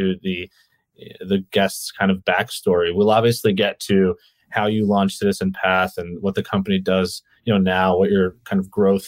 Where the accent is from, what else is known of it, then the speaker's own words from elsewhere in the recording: New York City, New York, United States; also born or lived in Ukraine; I moved to New York when I was 2.5 from the Ukraine. So we did move internationally, but yeah, I don't have any memories of anywhere else but New York City.